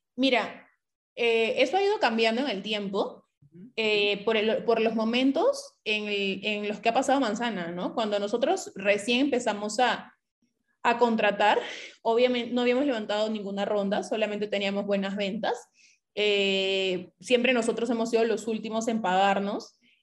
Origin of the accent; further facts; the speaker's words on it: Piura, Peru; Nosotros somos de Piura, somos clase media baja